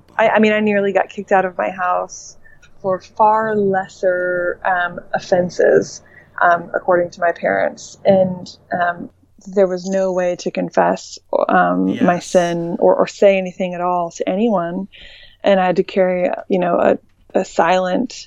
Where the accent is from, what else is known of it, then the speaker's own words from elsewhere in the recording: Indiana, United States; moved away; also born or lived in Dallas; I'm from Indiana